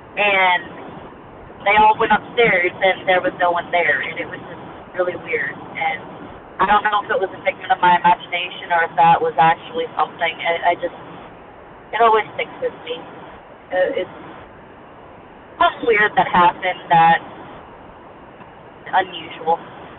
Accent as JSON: {"language": "English", "town": "Goose Creek", "region": "South Carolina", "country": "United States", "lives_now": "Silverdale, United States", "said": "From Silverdale, Washington. I was originally from Goose Creek, South Carolina, just moved."}